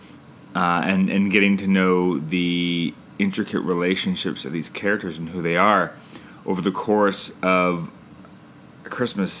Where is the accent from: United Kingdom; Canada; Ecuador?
Canada; I'm Canadian filmmaker